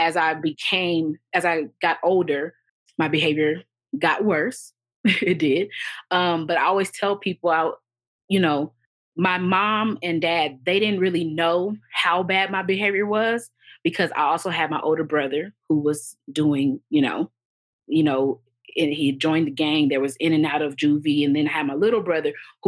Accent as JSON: {"language": "English", "town": "Los Angeles", "region": "California", "country": "United States", "tie": "born or raised there", "said": "we grew up in South Central Los Angeles"}